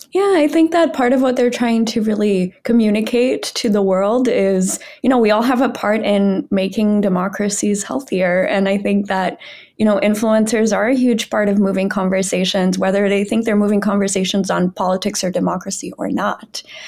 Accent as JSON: {"language": "English", "country": "Brazil", "moved": "yes", "said": "I'm from Brazil"}